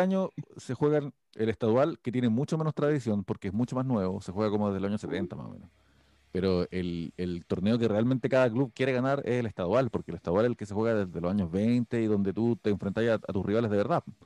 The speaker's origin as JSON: {"language": "Spanish", "country": "Chile", "said": "los chilenos somos"}